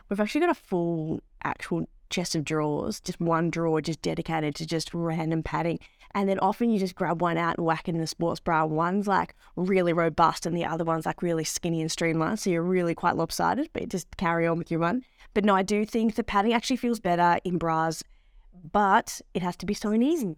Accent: Melbourne, Victoria, Australia; As someone that very much grew up in Melbourne, um, inner city Melbourne

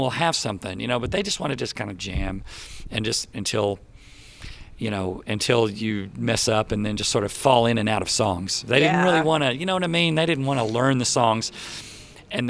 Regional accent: Plano, Texas, United States; also born or lived in Colorado / Garland, Texas; I grew up in Plano, Texas

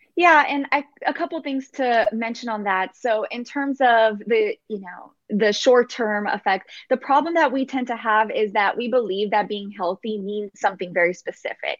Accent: Texas, United States; I was born in here in America and in, in Texas.

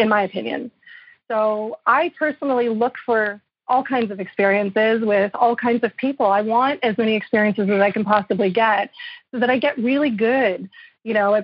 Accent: Montreal, Quebec, Canada; I'm from Montreal

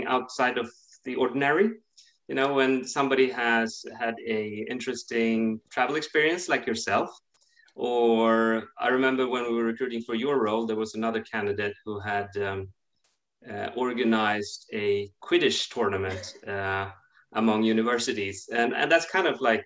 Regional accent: Sweden; moved away as an adult; also born or lived in Russia / London, United Kingdom / Switzerland / Boston, United States; I'm from Sweden

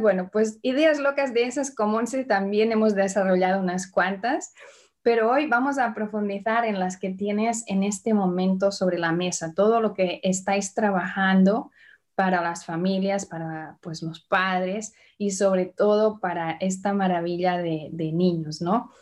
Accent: Barcelona, Catalonia, Spain; now in Indianapolis, United States; te hablo desde Indianápolis, pero nací en Barcelona. Y hoy vamos a viajar a mi tierra.

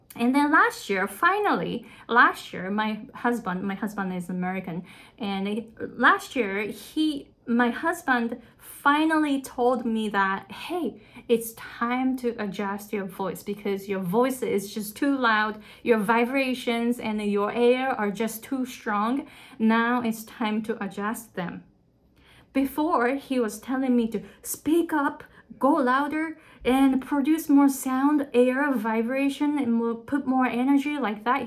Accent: Japan; first language Japanese; English is a second language; moved away as an adult; now in Hawaii, United States

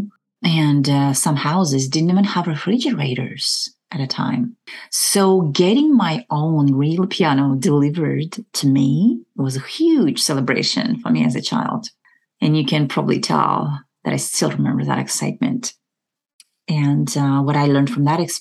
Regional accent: Kazakhstan; moved away; I was born in the Republic of Kazakhstan, and I was part of USSR at a time

